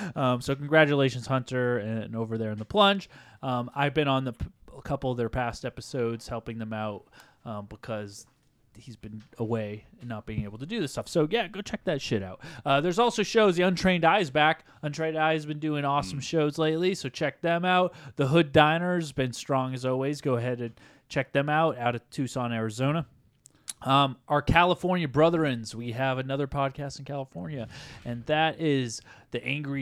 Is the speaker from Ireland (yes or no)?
yes; Ireland; Why is your name red? I guess it's because I'm Irish.